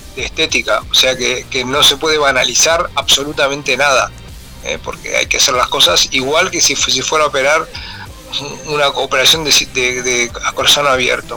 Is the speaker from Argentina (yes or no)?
no; Montevideo, Uruguay; yo soy de Montevideo y nací, nací en el barrio, en el barrio de Parque Rodó, Punta Carretas